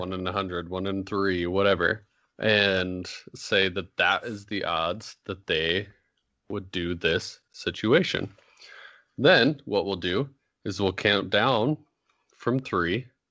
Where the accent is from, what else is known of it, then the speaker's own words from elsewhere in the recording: Idaho, United States; I'm from Idaho